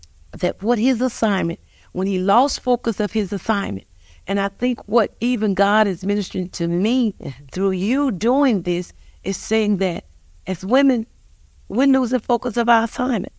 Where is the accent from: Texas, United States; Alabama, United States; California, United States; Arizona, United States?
Alabama, United States; Montgomery; we both are born and raised in Montgomery, Alabama.